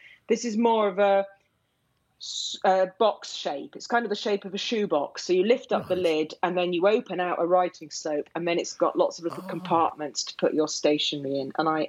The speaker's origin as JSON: {"language": "English", "region": "Yorkshire and the Humber", "country": "United Kingdom", "tie": "born or raised there", "also_born_or_lived": "Cornwall", "moved": "as an adult", "said": "I grew up in Yorkshire, and I do feel it's the place that has, left its indelible mark on me, even though I've got no family connection to it."}